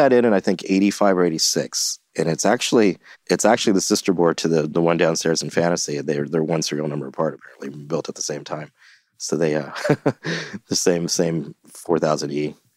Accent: Santa Barbara, California, United States; moved away as an adult; also born or lived in Los Angeles; now in San Francisco, United States; I grew up in Santa Barbara

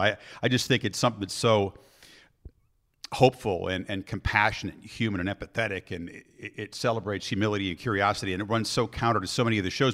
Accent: Chicago, Illinois, United States; We have our joint background growing up in Chicago

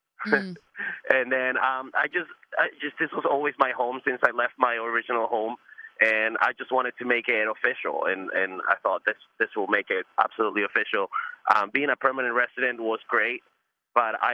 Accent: Ecuador; also born or lived in New York, United States; now in Atlanta, United States; I was born in Ecuador

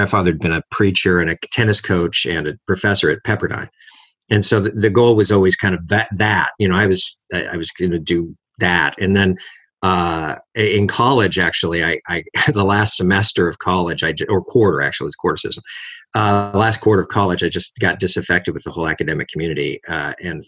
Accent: Los Angeles, California, United States; I was raised in Los Angeles, born in Los Angeles.

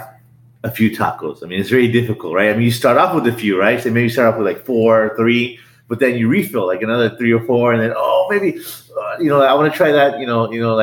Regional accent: Los Angeles, California, United States; We were both born and raised in the San Fernando Valley, in Van Nuys

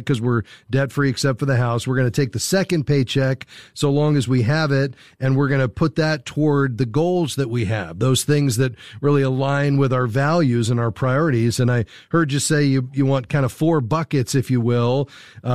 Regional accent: Fort Lauderdale, Florida, United States; Fort Lauderdale, my hometown

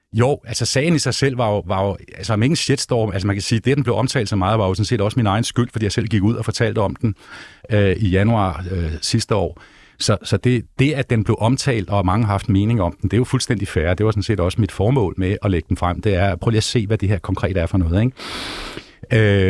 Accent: Hellerup, Capital Region of Denmark, Denmark; jeg er gammel Hellerup-dreng

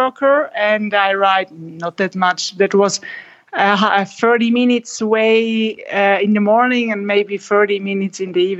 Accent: Switzerland; I'm from Switzerland and I run for Innovate.

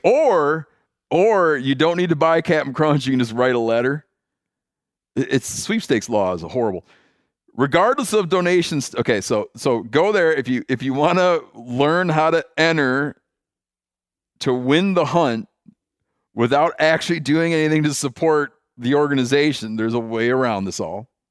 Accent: Michigan, United States; I grew up in Michigan and I graduated high school in nineteen ninety-two

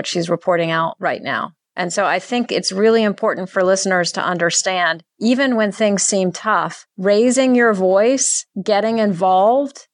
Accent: Virginia, United States; I grew up in the Commonwealth of Virginia

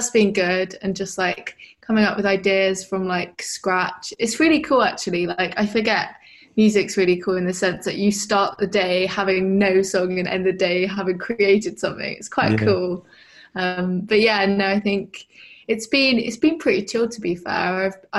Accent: Brighton, South East England, United Kingdom; I'm from Brighton.

